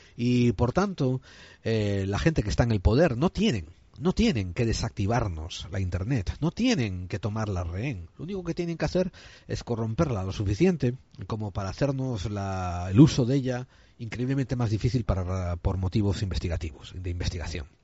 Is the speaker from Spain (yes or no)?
yes; Spain; como buen español que soy